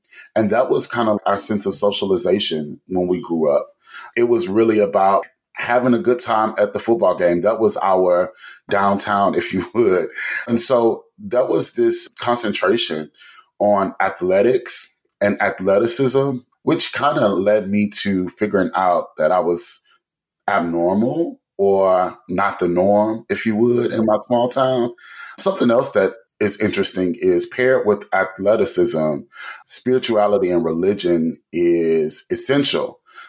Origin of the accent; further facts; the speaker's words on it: La Marque, Texas, United States; Texas City and Lamarck. Texas City is the larger, if you would, city. It had 40,000 residents when I was being raised. But actually, my zip code was in Lamarck, which had 14,000 people. So it was not as rural as what people would think when they think about Texas.